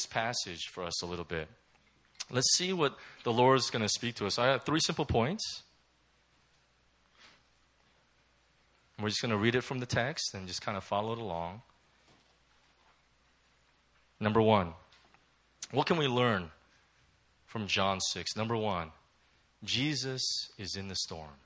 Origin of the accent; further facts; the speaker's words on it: Southern California, United States; moved away; also born or lived in Hong Kong; I'm from Southern California